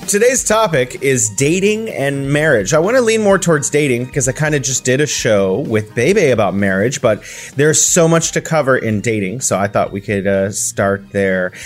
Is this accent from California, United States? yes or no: yes; California, United States; now in Wuhan, China; I'm originally from California, but I'm living here in beautiful Wuhan, China